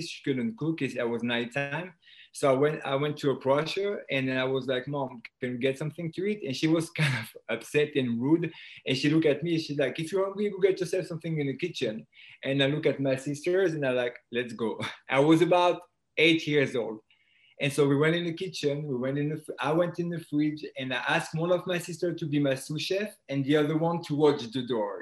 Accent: France; accent: French; English is a second language; moved away as an adult; now in United States; I was born and raised in France. Um, I moved to the U.S. in 2001

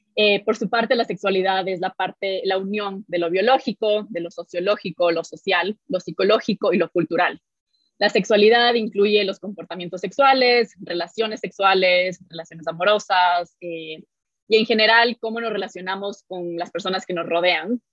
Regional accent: Ecuador; nací y crecí en Ecuador

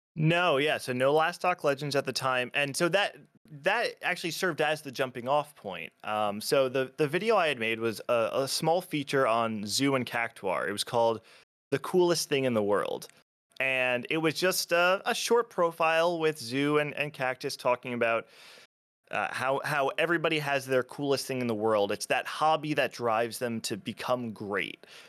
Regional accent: New Jersey, United States; also born or lived in Pennsylvania; born and raised in Jersey, I've always, always lived here, um, up in, for most of my life up in North Jersey

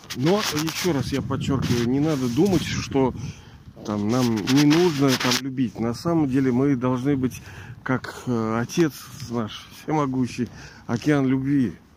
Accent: Saint Petersburg, Russia; я же из Ленинграда тоже

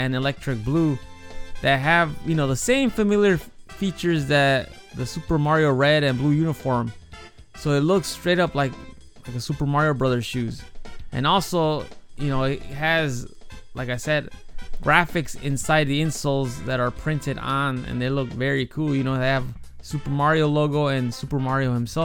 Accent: Chicago, Illinois, United States; now in Japan; Growing up in Chicago, I was fortunate enough to experience the Bulls dynasty of the 90s

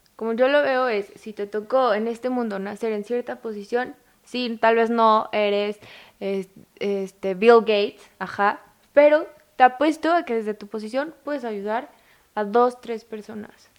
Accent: Mexico; como mexicanos

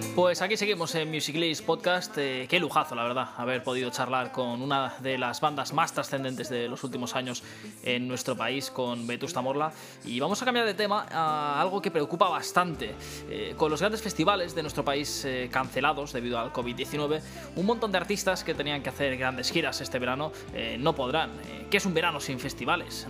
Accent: Spain; en nuestro país, seguramente en España

